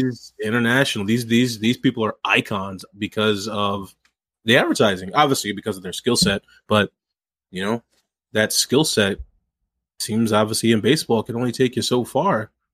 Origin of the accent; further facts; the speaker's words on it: St. Louis, Missouri, United States; I grew up in the Saint Louis area